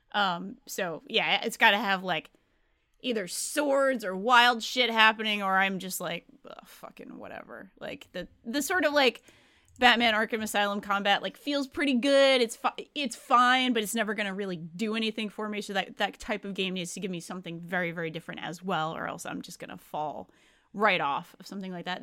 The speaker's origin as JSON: {"language": "English", "region": "Rhode Island", "country": "United States", "tie": "born or raised there", "said": "I grew up in Rhode Island. It's a pretty blue state"}